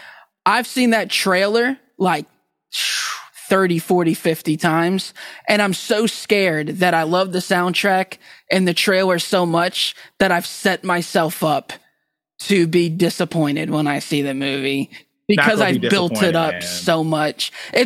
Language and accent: English; Key West, Florida, United States; I grew up in Key West, and I've been to Cuba.